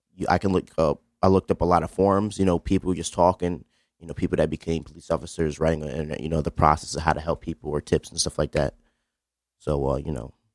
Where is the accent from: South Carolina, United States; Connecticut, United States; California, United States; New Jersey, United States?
Connecticut, United States; New Haven; I'm African American male, uh, from Beaver Hills. Um, grew up in a pretty good house